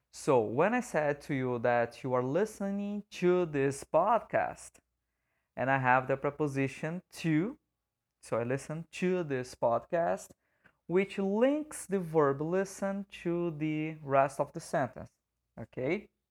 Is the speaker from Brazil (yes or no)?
yes; Brazil; first language Portuguese; English is a second language; as a native speaker of Portuguese